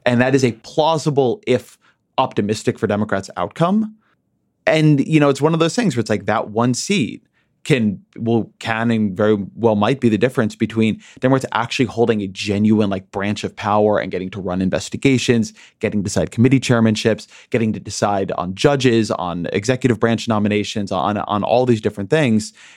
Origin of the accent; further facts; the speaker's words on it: United States; I'm an American. Alabama's part of my country